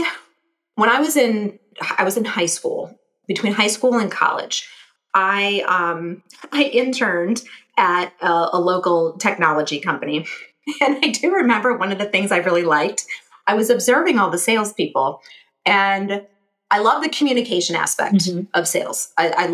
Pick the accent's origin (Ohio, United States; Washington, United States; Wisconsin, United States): Ohio, United States; Cleveland; moved away as an adult; also born or lived in Dayton, Ohio / Columbus, Ohio; I grew up in Cleveland, and I landed in Columbus kind of by accident